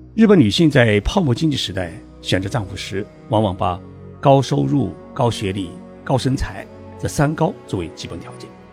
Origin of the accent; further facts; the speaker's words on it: China; 按照我们中国人的概念